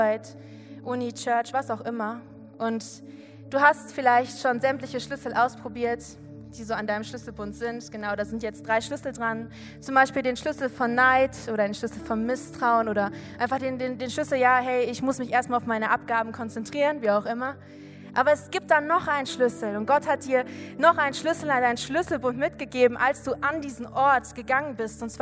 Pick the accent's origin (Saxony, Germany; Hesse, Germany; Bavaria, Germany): Hesse, Germany; Giessen; ich komme aus Gießen. Und wenn du weißt, so Gießen ist ungefähr eine Stunde von hier mit dem Auto.